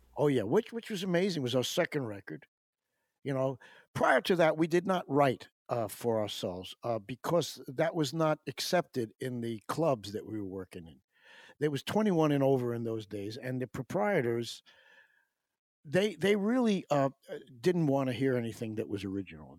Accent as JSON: {"language": "English", "town": "Pelham", "region": "New York", "country": "United States", "tie": "born or raised there", "also_born_or_lived": "Syracuse", "said": "in my hometown of Pelham"}